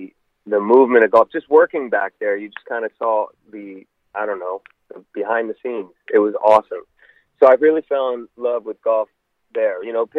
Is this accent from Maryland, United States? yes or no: yes; Rockville, Maryland, United States; So I came up in Rockville, Maryland, which is about, 15 minutes from the Capitol.